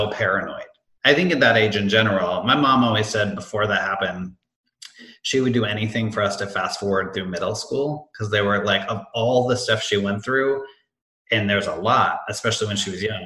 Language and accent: English; Amherst, Massachusetts, United States; moved away as an adult; also born or lived in Hanover, New Hampshire / Boston; now in Chicago, United States; I grew up in Western Mass in this town called Amherst